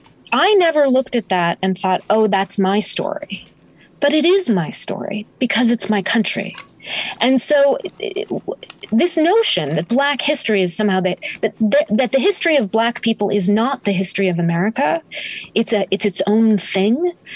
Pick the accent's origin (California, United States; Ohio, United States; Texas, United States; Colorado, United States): Colorado, United States; Denver; born there; I was born in Denver, Colorado. My parents were divorced when I was 9 months old. My mom raised me as a single mom, and she kind of couldn't sit still. So we moved all over the place.